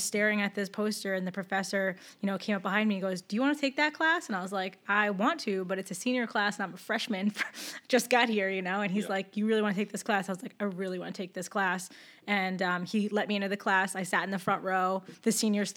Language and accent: English; Ocean Township, New Jersey, United States; I'm a townie. I grew up in Ocean Township, and then I went to college at Monmouth University